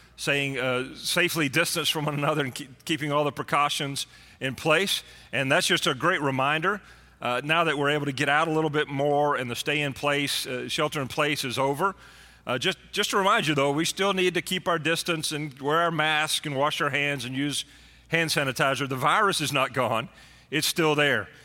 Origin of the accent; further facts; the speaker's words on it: Texas, United States; being a Texan, Born and raised in Texas